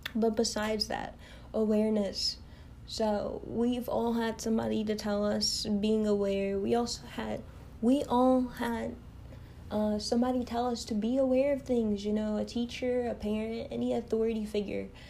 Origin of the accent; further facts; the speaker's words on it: Kentucky, United States; I am from the United States, you know, Kentucky